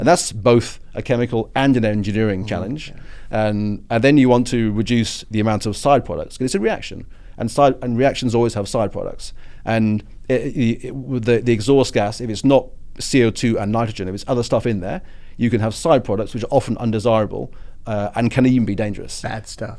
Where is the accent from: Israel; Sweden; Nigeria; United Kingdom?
United Kingdom; my British politeness